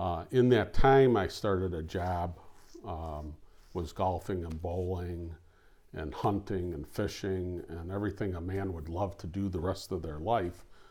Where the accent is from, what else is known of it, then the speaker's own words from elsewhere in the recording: Oak Park, Michigan, United States; I grew up in Oak Park